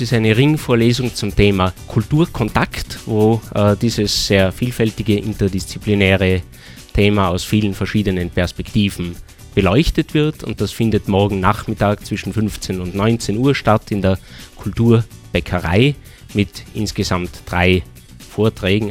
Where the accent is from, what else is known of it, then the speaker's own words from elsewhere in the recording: Austria; bei uns in Österreich